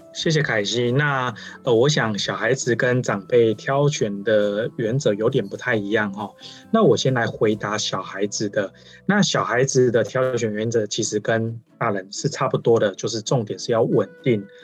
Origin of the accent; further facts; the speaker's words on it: Changhua County, Taiwan; 因为我是彰化人，然后，呃，小时候也是在乡下